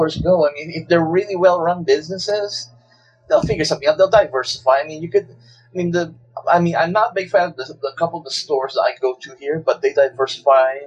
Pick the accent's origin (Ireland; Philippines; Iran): Philippines; Manila, Metro Manila; moved away; growing up in Manila where I lived